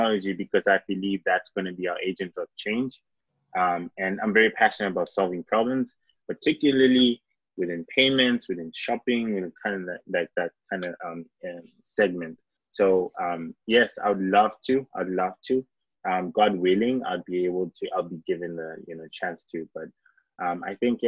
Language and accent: English; Mbabane, Eswatini; moved away; also born or lived in Ghana (ancestry); I grew up in Southern Africa